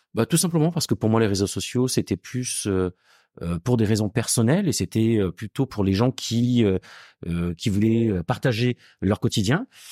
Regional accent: Gard, Occitania, France; also born or lived in Marseille / Montpellier; now in Paris, France; je suis pas marseillais, je suis du sud. Moi, je suis originaire du Gard

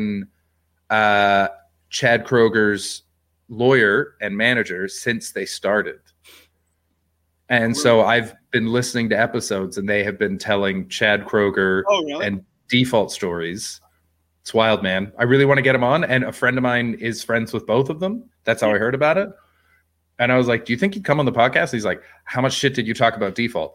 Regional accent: White Rock, British Columbia, Canada; I was in my hometown, White Rock

